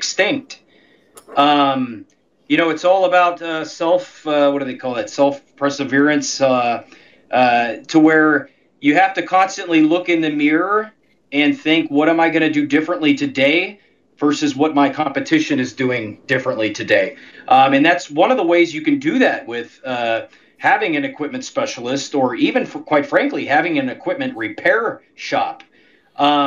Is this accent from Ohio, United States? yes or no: yes; Ohio, United States; moved away; I'm originally from Ohio